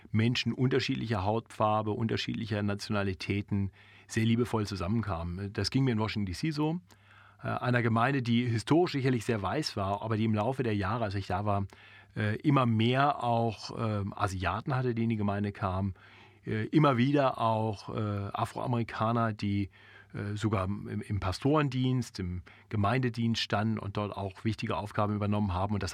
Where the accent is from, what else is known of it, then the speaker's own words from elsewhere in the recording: Germany; born there; Ich bin in Deutschland geboren, so ist es, Punkt.